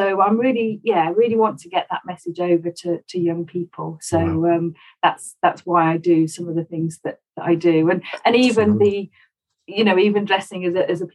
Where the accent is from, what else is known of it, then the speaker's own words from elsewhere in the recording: Stafford, West Midlands, United Kingdom; I grew up in Stafford, one of four children